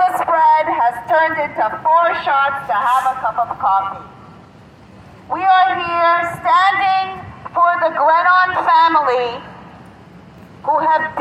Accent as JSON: {"language": "English", "country": "Canada", "moved": "yes", "said": "as a Canadian"}